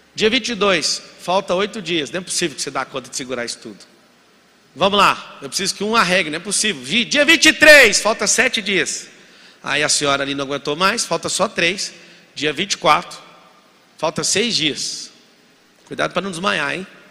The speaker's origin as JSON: {"language": "Portuguese", "town": "Goiânia", "region": "Goiás", "country": "Brazil", "tie": "born or raised there", "said": "morava em Goiás, sou de Goiânia, nascido em Goiânia"}